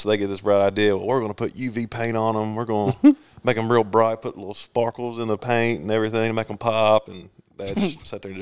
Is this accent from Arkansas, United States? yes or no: yes; Stuttgart, Arkansas, United States; I grew up in Stuttgart, Arkansas.